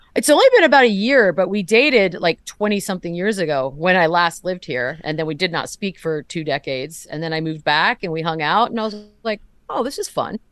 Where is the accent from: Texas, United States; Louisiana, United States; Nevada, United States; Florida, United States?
Texas, United States; San Antonio; moved away as an adult; I grew up here